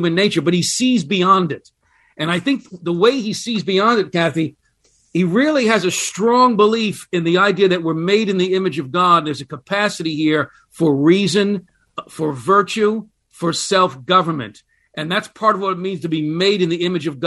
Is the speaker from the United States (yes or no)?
yes; United States; as an American